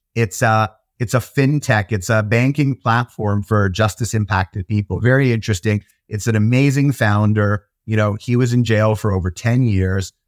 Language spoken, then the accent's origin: English; Toronto, Ontario, Canada; also born or lived in Israel; now in United Kingdom; I grew up in Toronto in Canada